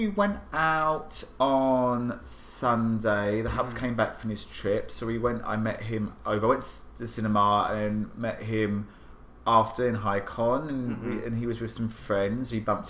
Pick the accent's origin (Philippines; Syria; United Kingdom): United Kingdom; England; now in United States; So I grew up in England.